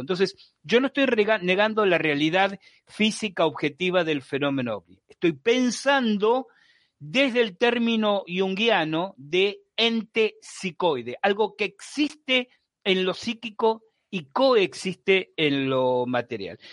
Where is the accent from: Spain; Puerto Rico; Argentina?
Argentina; Buenos Aires; Yo soy porteño, nací en Buenos Aires, obviamente se esa edad vivía en Buenos Aires